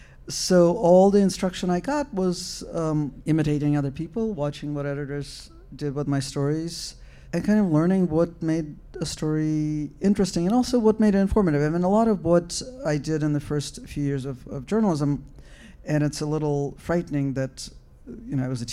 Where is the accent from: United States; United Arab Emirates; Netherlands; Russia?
Russia; But I grew up in the Soviet Union, and my mother was a literary critic